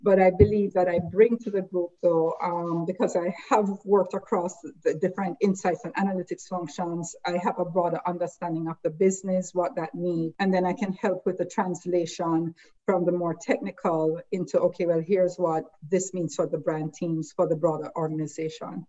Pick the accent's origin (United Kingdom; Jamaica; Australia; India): Jamaica; moved away as an adult; now in United States; growing up, and again, I grew up in Jamaica